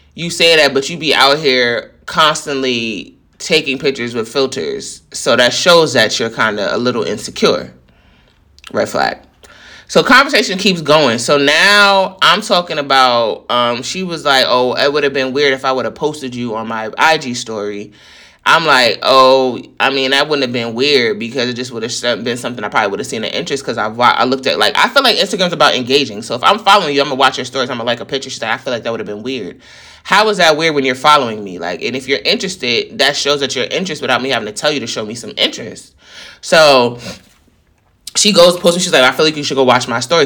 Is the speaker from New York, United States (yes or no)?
yes; New York, United States; I'm from New York